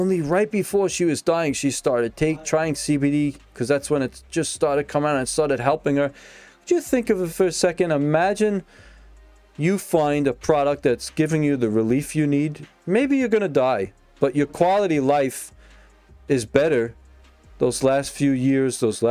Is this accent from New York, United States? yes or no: yes; Brooklyn, New York, United States; Old school Brooklyn guy, man. I grew up in Brooklyn